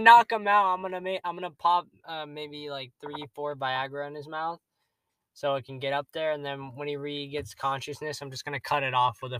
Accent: United States; I'm American.

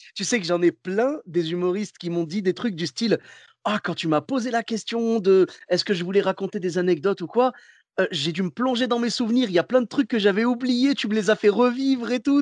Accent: Clermont-Ferrand, Auvergne-Rhône-Alpes, France; now in Bordeaux, France; je suis de Clermont-Ferrand à la base

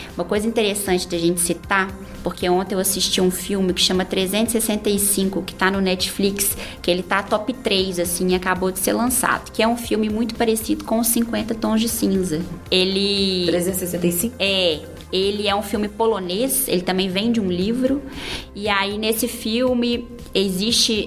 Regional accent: Barbacena, Minas Gerais, Brazil; moved away; eu venho do interior, eu sou de Barbacena

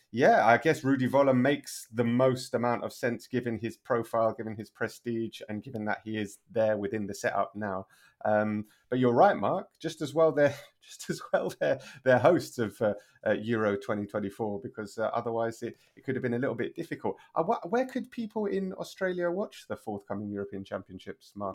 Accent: London, United Kingdom; moved away as an adult; now in Spain; I was born and raised in London, but I've been living in Spain for the last twelve years

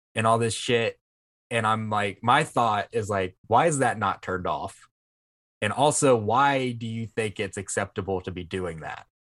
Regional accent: Vancleave, Mississippi, United States; I'm from Van Cleef

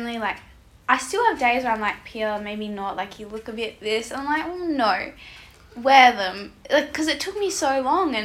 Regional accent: the Pilbara, Western Australia, Australia; I grew up in the Pilbara up north.

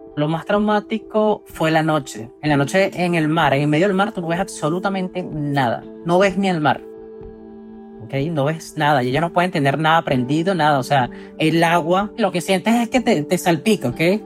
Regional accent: Venezuela; moved away as an adult; soy de Venezuela y tengo 29 años

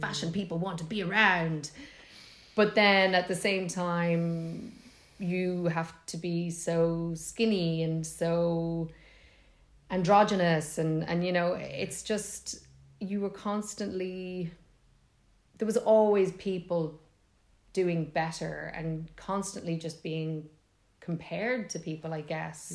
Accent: Monaghan, Ulster, Ireland

